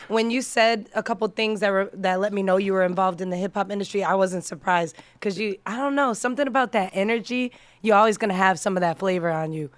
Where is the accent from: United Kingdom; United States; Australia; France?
United States; Massachusetts; also born or lived in New York; now in Las Vegas, United States; I'm originally from Massachusetts. That's where I was born and raised, but I moved to Vegas from New York, um, over ten